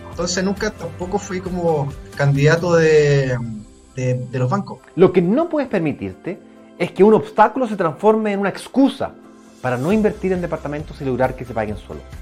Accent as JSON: {"language": "Spanish", "region": "provinces outside Santiago", "country": "Chile", "said": "yo no soy de Santiago, yo soy de provincia"}